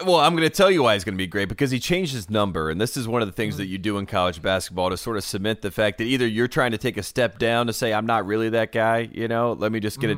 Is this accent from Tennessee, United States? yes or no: no; North Carolina, United States; Asheville, North Carolina, my home state